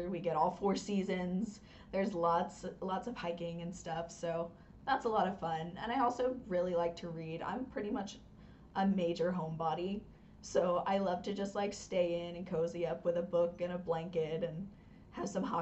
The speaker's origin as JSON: {"language": "English", "region": "North Carolina", "country": "United States", "moved": "yes", "said": "Like I'm from North Carolina originally"}